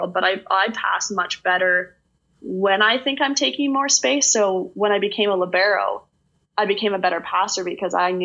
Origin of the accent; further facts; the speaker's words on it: Stratford, Ontario, Canada; I'm from Stratford